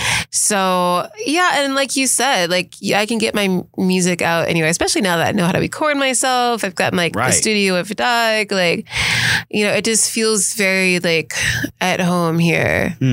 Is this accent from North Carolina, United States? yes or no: no; Cincinnati, Ohio, United States; moved away as an adult; also born or lived in Los Angeles; now in Memphis, United States; it's my hometown. It's not really somewhere I plan on, and it's Cincinnati.